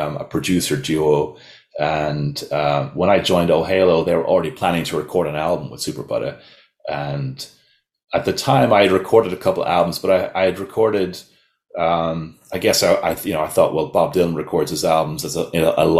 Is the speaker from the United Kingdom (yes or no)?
no; Dalkey, Leinster, Ireland; moved away as an adult; also born or lived in west of Ireland / Kildare; now in New York, United States; since the mid-80s, I grew up in a small town on the sea called Dalkey